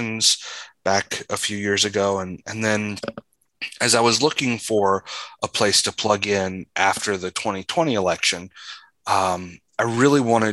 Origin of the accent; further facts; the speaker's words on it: Phenix City, Alabama, United States; moved away as an adult; now in St. Louis, United States; I grew up in Phoenix City, Alabama. I lived there until it was time to go to college